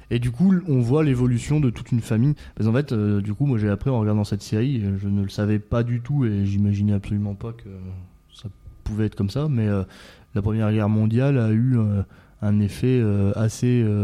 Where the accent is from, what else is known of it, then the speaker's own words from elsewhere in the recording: France; Je suis français, moi. J'ai le français.